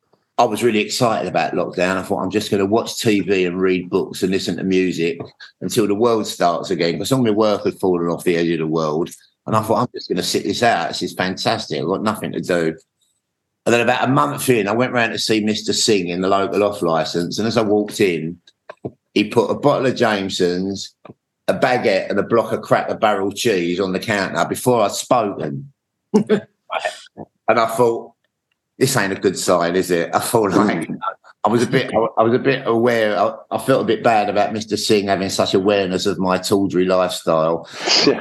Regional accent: London, United Kingdom; growing up in Hackney

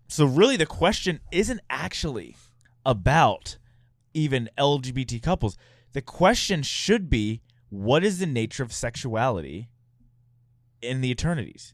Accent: Houston, Texas, United States; also born or lived in San Francisco; now in Utah, United States; I grew up in Houston, which is pretty diverse

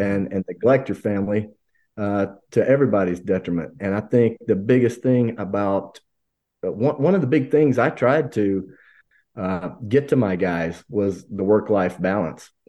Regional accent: Hamilton, Alabama, United States; moved away; I grew up in one spot. We grew up in Hamilton, Alabama

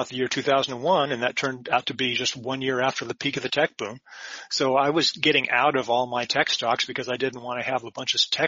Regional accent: Silicon Valley, California, United States; I was raised in Silicon Valley

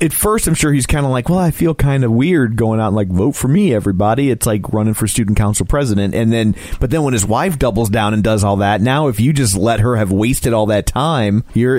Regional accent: Midwest, United States; We're from the Midwest.

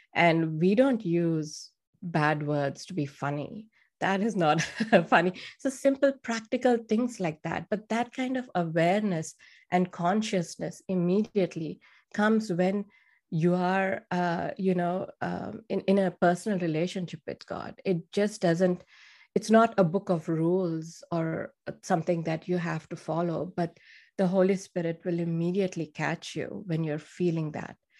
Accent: India; moved away; I'm from India

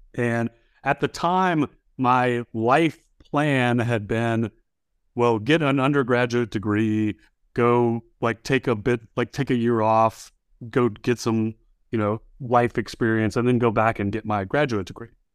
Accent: Baton Rouge, Louisiana, United States; moved away as an adult; also born or lived in Austin, Texas; My high school was a magnet high school, Baton Rouge High School magnet

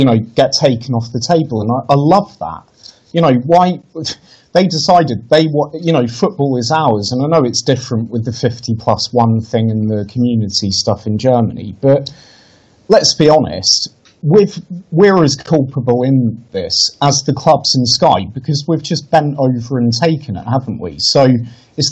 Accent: Lincolnshire, East Midlands, United Kingdom; I grew up in Lincolnshire

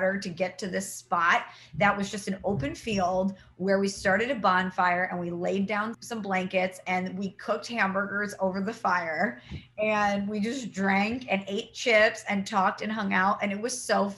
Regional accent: St. Louis, Missouri, United States; moved away as an adult; now in Connecticut, United States; I come from St. Louis, where you can get alcohol literally anywhere

